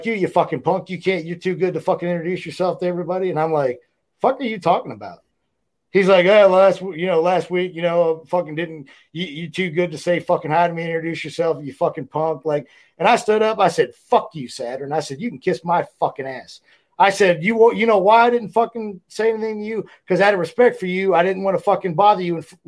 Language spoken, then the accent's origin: English; Ohio, United States; I'm from Ohio, so it was right down the road from where I grew up